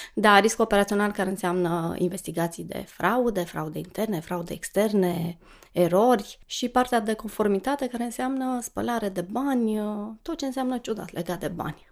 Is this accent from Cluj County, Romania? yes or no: yes; Cluj-Napoca, Cluj County, Romania; Sunt clujancă, m-am născut la Cluj